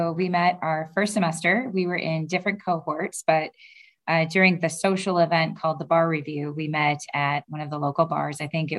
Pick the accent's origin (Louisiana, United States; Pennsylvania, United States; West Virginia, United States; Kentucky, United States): Kentucky, United States; moved away as an adult; also born or lived in St. Louis / Bloomington; now in Cleveland, United States; I'm originally from Kentucky and I like to stay in the Midwest.